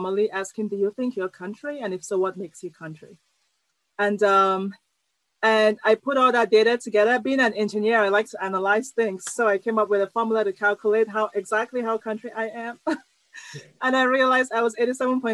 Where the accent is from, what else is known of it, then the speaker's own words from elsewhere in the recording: Cameroon; moved away as an adult; also born or lived in Iowa, United States / California, United States; now in United States; I came from Cameroon to the U.S. to study engineering